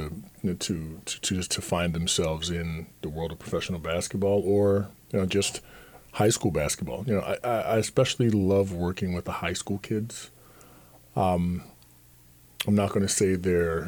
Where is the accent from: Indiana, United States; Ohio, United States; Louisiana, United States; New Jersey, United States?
New Jersey, United States; Atlantic City; I was growing up in Atlantic City